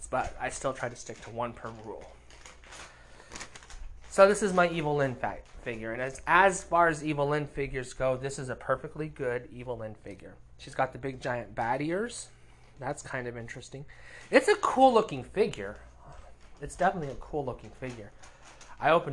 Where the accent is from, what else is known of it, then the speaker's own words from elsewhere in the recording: United States; I'm an American